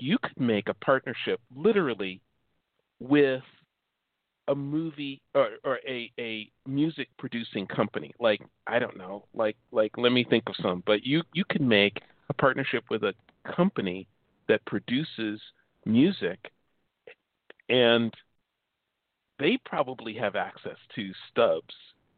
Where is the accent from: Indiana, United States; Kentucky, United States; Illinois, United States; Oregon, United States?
Illinois, United States; Chicago; now in California, United States; I'm from Chicago.